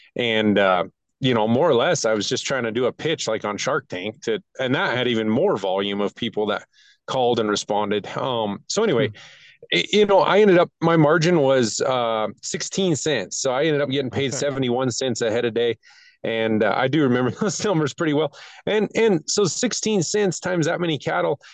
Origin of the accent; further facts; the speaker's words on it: Wyoming, United States; That's my home state.